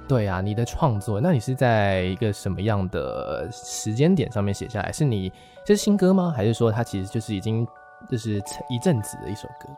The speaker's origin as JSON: {"language": "Chinese", "town": "Taichung", "country": "Taiwan", "said": "我台中人啊"}